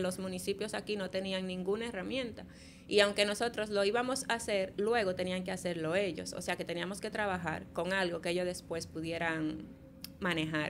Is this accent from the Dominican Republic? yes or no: yes; Santo Domingo, Dominican Republic; also born or lived in Polo, Barahona / Barahona; viví en Polo hasta que tenía como nueve años, más o menos. Eh, allá vivía con mi mamá y vine a los nueve años a vivir aquí, a Santo Domingo.